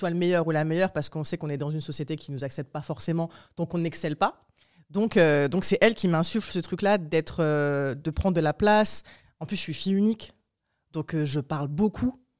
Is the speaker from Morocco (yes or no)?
yes; Morocco; born there; mais je suis née au Maroc. Euh, dans un contexte très particulier parce que je suis née en 94